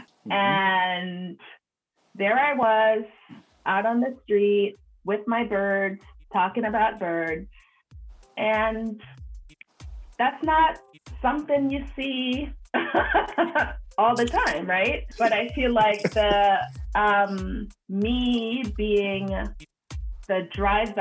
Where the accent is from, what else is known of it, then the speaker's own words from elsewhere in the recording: Jamaica; also born or lived in New York City, United States; now in United States; So I was born in Jamaica. The island. So I should say I was born on Jamaica.